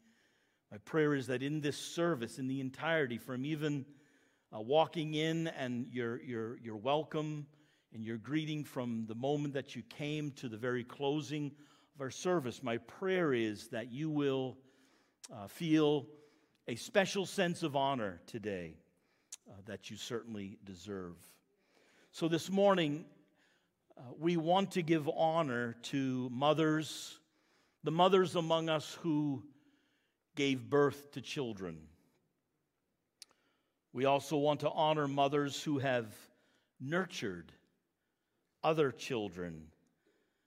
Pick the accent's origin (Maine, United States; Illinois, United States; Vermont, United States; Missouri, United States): Maine, United States; moved away as an adult; also born or lived in Lincoln, Maine / Quispamsis, New Brunswick; now in Murray Corner, Canada; I'm an American, born in Maine